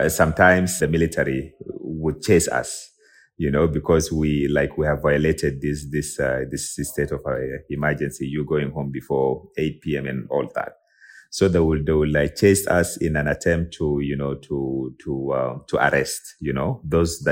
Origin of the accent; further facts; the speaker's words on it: South Sudan; a South Sudanese tech and IP lawyer, born and raised in South Sudan.